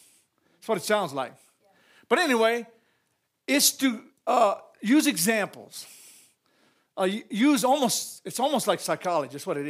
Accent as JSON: {"language": "English", "region": "Louisiana", "country": "United States", "said": "I'm a Cajun, so don't ask me for a big definition."}